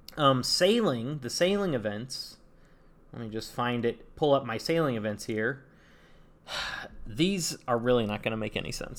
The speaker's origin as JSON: {"language": "English", "town": "Saratoga", "region": "California", "country": "United States", "said": "I'm from, I'm from Saratoga, California."}